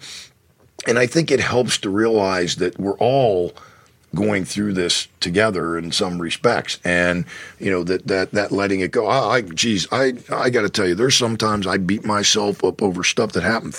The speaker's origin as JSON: {"language": "English", "town": "Penn Hills", "region": "Pennsylvania", "country": "United States", "tie": "born or raised there", "lives_now": "State College, United States", "said": "when I drive from State College, Pennsylvania to Pittsburgh to see my family, my parents are still there, and that's where I grew up, there is a sign, a mileage sign, that as you're driving in on Route 376 that says Penn Hills 3, that's my hometown"}